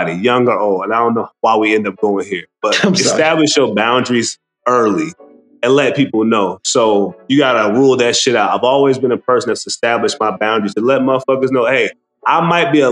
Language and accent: English; United States; we're American